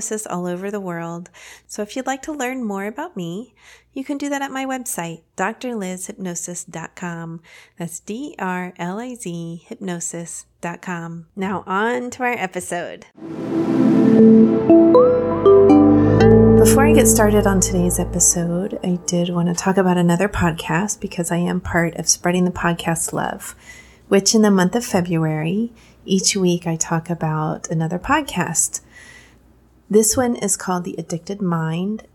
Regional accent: Texas, United States; I grew up in Texas, which for those of you who are not in the United States, is a very conservative state

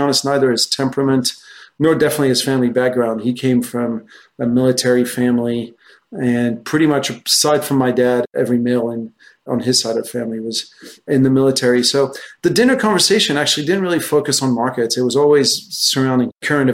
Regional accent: France; moved away as an adult; also born or lived in United States; I'm French originally. I grew up in France.

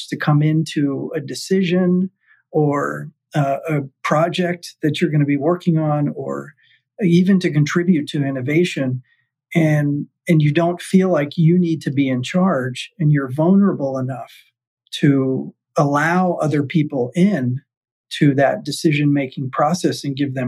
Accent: South Florida, United States; in a hospital where I grew up in South Florida.

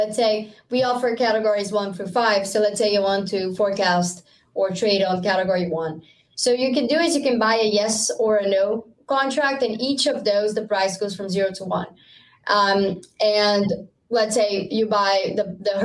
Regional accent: Rio de Janeiro, Brazil; now in United States; I'm from Brazil. It's always summer. It's always very, very hot. Yeah. Where I'm from in Rio

